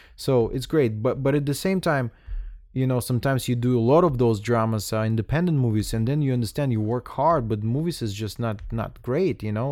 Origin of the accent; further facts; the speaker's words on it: Russia; moved away; I'm coming from Russia